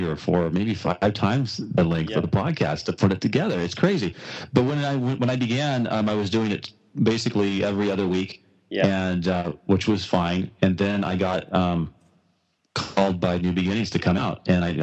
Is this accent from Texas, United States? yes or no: no; Washington, United States; I'm from Washington State